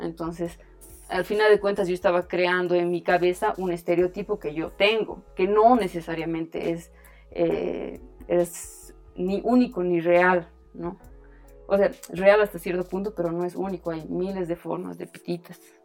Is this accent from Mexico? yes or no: no; Bolivia; soy boliviana